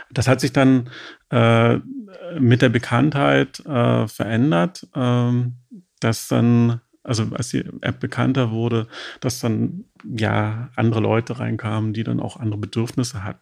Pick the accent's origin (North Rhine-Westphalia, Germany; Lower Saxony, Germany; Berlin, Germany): Berlin, Germany; da profitierten wir als Berliner Instagrammer, muss ich schon sagen, auch davon, dass Berlin ja auch eine Ausstrahlung hatte